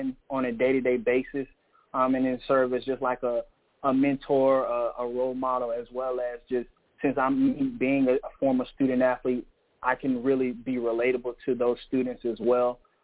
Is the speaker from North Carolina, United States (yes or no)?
yes; Elizabeth City, North Carolina, United States; moved away as an adult; also born or lived in Prairie View, Texas; now in South Carolina, United States; I'm originally from Elizabeth City, North Carolina. It's a small town.